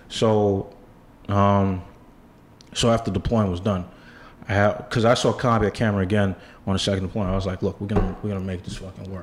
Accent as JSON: {"language": "English", "town": "New York City", "region": "New York", "country": "United States", "tie": "born or raised there", "said": "I grew up in Bed in the Bed Stuy section of Brooklyn"}